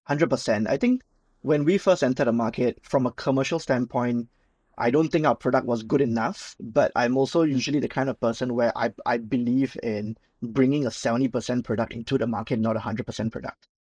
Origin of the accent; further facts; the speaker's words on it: Singapore; I'm Singaporean, born and bred